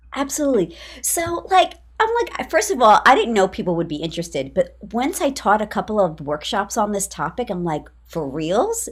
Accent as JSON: {"language": "English", "town": "New York City", "region": "New York", "country": "United States", "said": "I'm from New York City"}